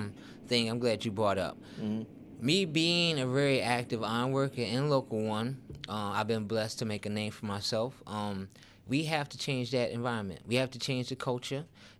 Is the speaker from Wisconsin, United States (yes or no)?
no; Chicago, Illinois, United States; also born or lived in Baltimore / Oklahoma; The way I grew up, Tariq, I was born in Baltimore, moved to Oklahoma, and then to Chicago.